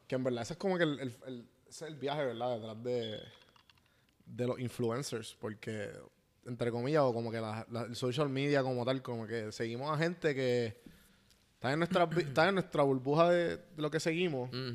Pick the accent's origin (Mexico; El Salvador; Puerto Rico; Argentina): Puerto Rico; nos criamos en Puerto Rico